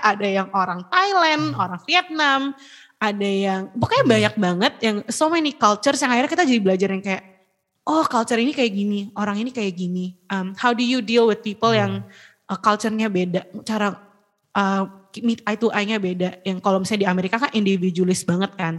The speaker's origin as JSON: {"language": "Indonesian", "country": "Indonesia", "also_born_or_lived": "United States", "moved": "as an adult", "said": "iya gue orang Indo"}